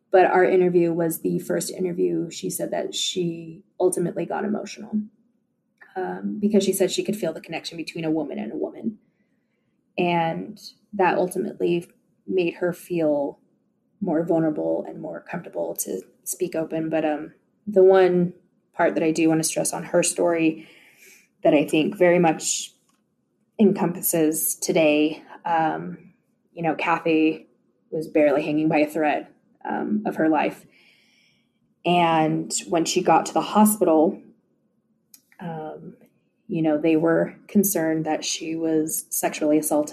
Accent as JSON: {"language": "English", "town": "Park City", "region": "Utah", "country": "United States", "tie": "born or raised there", "said": "I grew up in Park City, Utah, so home of the Sundance Film Festival."}